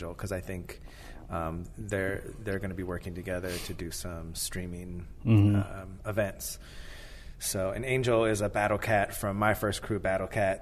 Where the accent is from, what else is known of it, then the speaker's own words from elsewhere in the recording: Minnesota, United States; moved away; also born or lived in Fremont, California; I'm from Minnesota originally